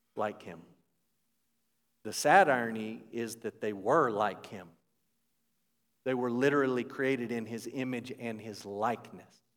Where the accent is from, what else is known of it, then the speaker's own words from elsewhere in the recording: United States; As an American